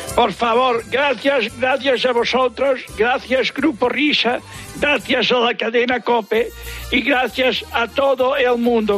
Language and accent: Spanish; Barcelona, Catalonia, Spain; now in Sant Cugat del Vallès, Spain; soy nacido en Barcelona. Pero vivo desde hace muchos años y en San Cugat del, del Vallés